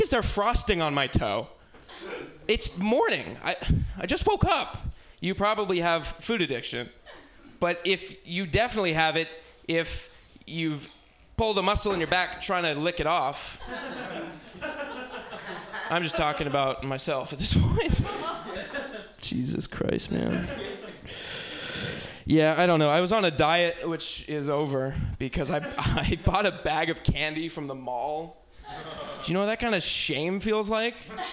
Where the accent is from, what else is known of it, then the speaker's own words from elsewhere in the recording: Bay Area, California, United States; moved away; I'm originally from the Bay Area